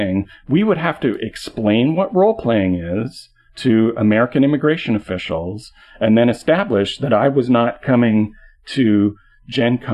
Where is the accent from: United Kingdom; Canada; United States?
Canada; as a Canadian